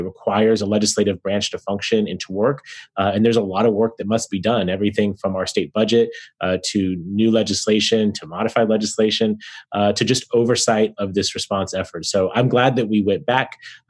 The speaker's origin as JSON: {"language": "English", "town": "San Diego", "region": "California", "country": "United States", "tie": "born or raised there", "said": "serving my hometown, which I feel honored to do. I worked for a number of years for our County of San Diego"}